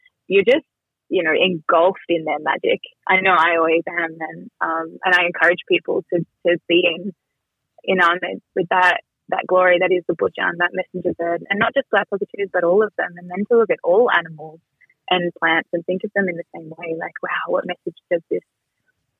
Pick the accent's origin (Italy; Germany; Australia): Australia; Gundungurra country, New South Wales; being a kid growing up on Gunungurra country